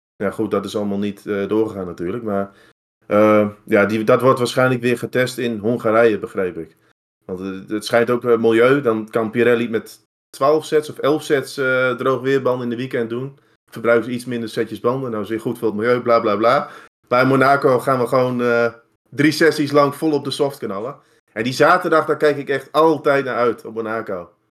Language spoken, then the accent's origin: Dutch; Netherlands; als Nederlanders